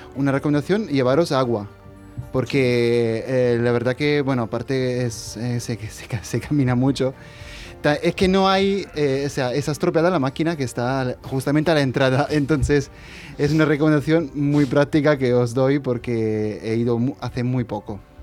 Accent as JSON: {"language": "Spanish", "country": "Italy", "moved": "yes", "said": "lo digo como italiano"}